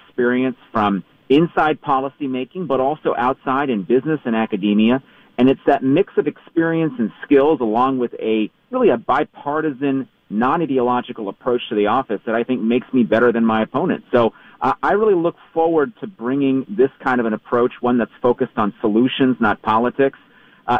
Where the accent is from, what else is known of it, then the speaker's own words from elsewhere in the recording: Southern California, United States; I grew up in Southern California.